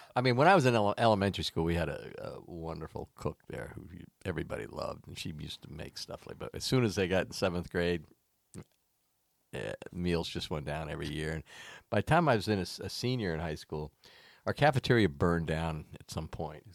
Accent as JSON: {"language": "English", "region": "Florida", "country": "United States", "tie": "born or raised there", "moved": "yes", "said": "I grew up in Florida"}